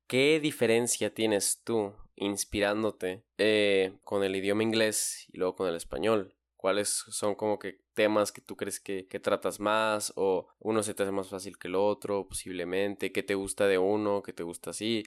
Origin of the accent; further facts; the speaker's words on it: Chihuahua, Mexico; es aquí donde estoy, en donde, de donde vengo